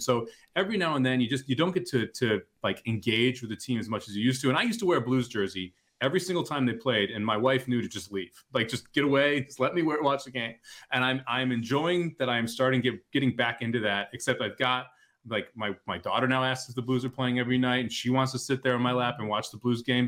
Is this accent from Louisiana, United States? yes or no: no; St. Louis, Missouri, United States; it was Emo's and White Castle growing up in Saint Louis